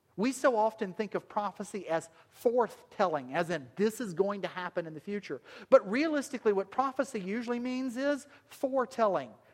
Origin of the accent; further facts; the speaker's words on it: Alabama, United States; accent: southern; moved away; I was born and raised in Alabama